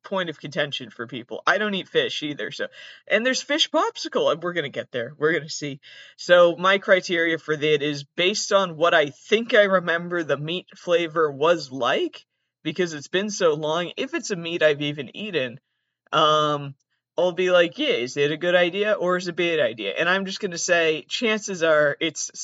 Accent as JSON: {"language": "English", "region": "Massachusetts", "country": "United States", "said": "I'm from Massachusetts"}